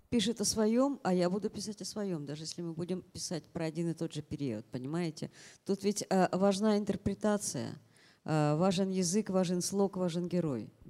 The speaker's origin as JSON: {"language": "Russian", "region": "Ural", "country": "Russia", "said": "а я с Урала, мне по барабану, что вы тут говорите."}